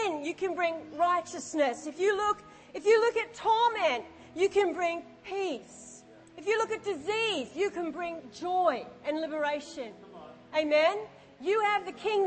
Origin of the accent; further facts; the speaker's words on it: Australia; I'm an Aussie and I understand oi